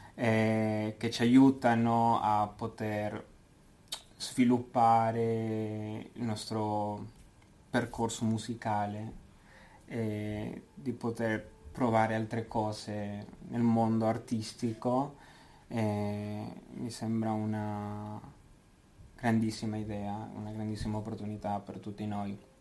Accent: Argentina; moved away as an adult; also born or lived in Buenos Aires; now in Switzerland; vengo dall'Argentina

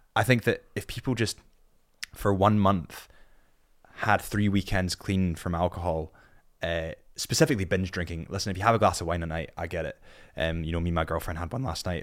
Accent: Scotland, United Kingdom; I'm a Scot

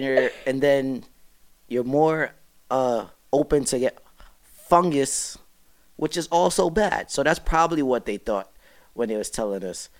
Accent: New York City, New York, United States; I'm a kid from Brooklyn.

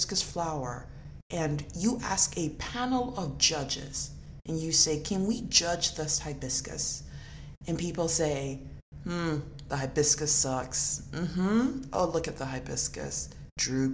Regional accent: Nigeria; moved away; I was born in Nigeria and I grew up in a country of black people.

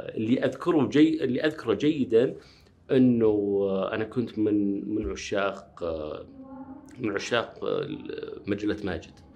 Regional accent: Riyadh, Riyadh Province, Saudi Arabia; also born or lived in Nashville, United States / Wisconsin, United States; ولدت في الرياض في مستشفى الملك عبد العزيز

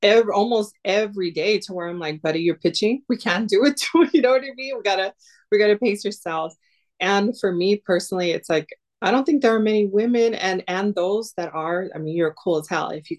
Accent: Los Angeles, California, United States; now in Buffalo, United States; growing up in Los Angeles

